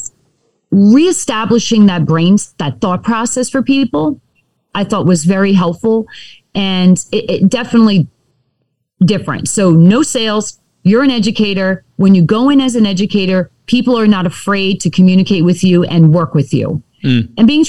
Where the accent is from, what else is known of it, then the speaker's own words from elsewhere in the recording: New York, United States; now in Sacramento, United States; I'm from New York